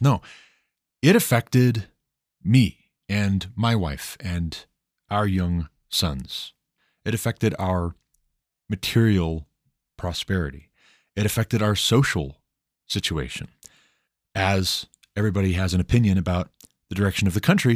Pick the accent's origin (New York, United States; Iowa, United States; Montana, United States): Montana, United States; moved away as an adult; We moved back to my home state of Montana in two thousand twelve